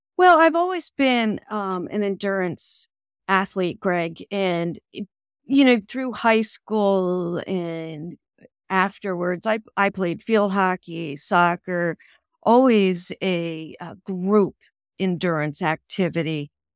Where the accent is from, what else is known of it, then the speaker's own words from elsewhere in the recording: Pennsylvania, United States; moved away; also born or lived in Harrisburg, Pennsylvania; my hometown of Campbell, Pennsylvania